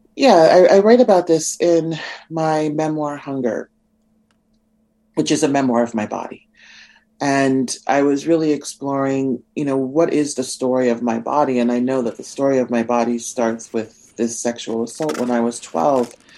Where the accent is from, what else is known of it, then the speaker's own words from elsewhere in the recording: Nebraska, United States; I'm from Nebraska